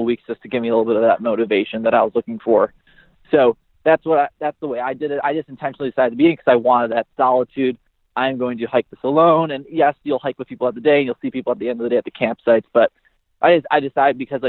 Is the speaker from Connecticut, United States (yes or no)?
no; Buffalo, New York, United States; from Buffalo, New York